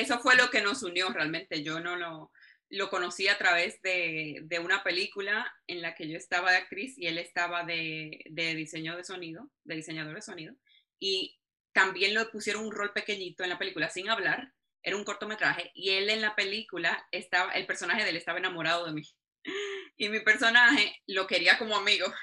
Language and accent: Spanish; Dominican Republic; yo misma que soy dominicana